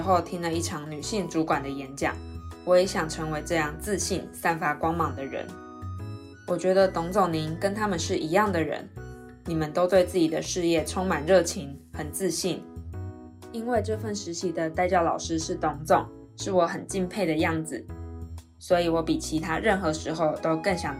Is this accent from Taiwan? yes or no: yes; Taiwan; 我是台湾人，我在台湾读高中的时候是读女校